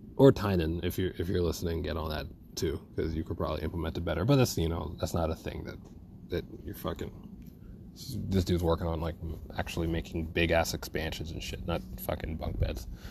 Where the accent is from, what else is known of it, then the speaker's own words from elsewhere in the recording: New York City, New York, United States; I'm from Brooklyn